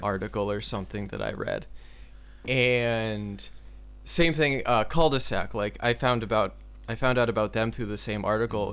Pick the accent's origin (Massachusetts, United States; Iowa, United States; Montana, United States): Massachusetts, United States; Gloucester; also born or lived in Lowell, Massachusetts / Watertown, Massachusetts; I grew up um, in a city called Gloucester that's about twenty-five, thirty miles north of Boston